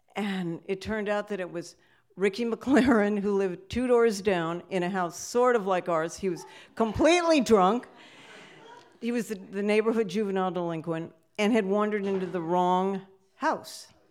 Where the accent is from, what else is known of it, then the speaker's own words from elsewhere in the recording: Sacramento, California, United States; I grew up in Sacramento, California